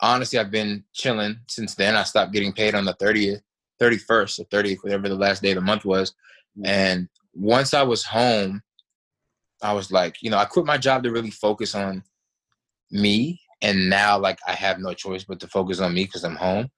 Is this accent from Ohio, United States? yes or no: no; Washington, District of Columbia, United States; I'm from Washington, D.C., the D.C. area.